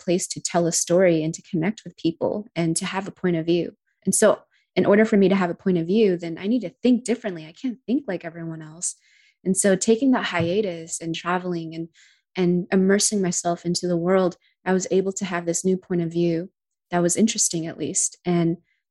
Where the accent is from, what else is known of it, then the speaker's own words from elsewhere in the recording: United States; being American